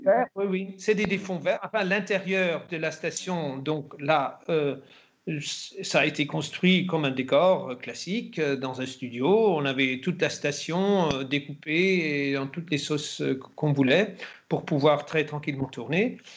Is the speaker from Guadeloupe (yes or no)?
no; Germany; moved away; also born or lived in France / Spain / Italy / England; en Allemagne en tant qu'Allemand